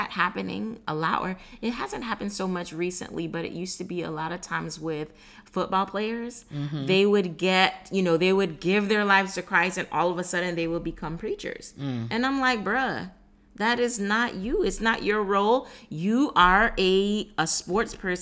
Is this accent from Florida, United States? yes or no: yes; South Florida, United States; I was born in South Florida